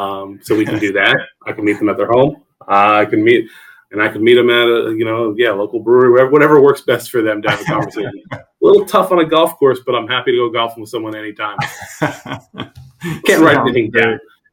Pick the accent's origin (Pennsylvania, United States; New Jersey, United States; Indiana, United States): New Jersey, United States; also born or lived in Fairfax County; I came down from New Jersey originally, by way of North Virginia for a few years as well.